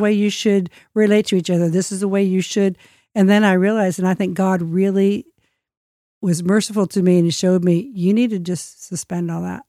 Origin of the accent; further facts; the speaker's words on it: United States; I'm the American guest